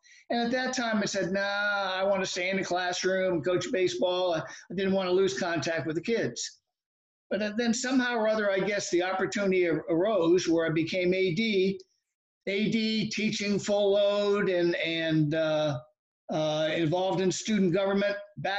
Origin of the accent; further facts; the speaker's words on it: Lake Worth, Florida, United States; also born or lived in Philadelphia, Pennsylvania / Key Biscayne, Florida; So I settled in Lake Worth, and basically grew up, went to Lake Worth High School.